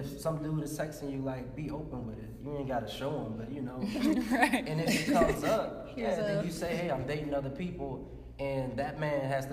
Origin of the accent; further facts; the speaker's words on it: New Orleans, Louisiana, United States; I'm from New Orleans